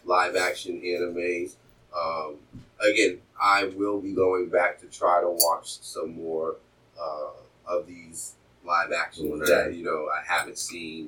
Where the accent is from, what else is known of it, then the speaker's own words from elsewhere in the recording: United States; I am American